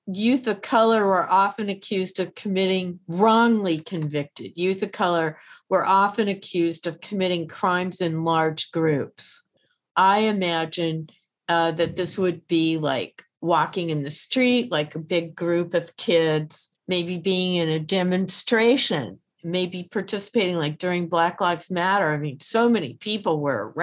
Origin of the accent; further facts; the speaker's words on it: New York City, New York, United States; I'm a New Yorker